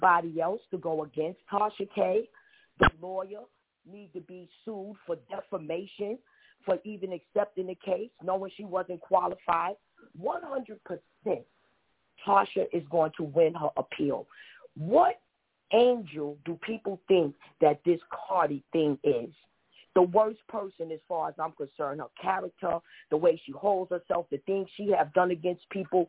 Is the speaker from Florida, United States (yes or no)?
no; New York City, New York, United States; I'm in the Bronx. I'm from Harlem.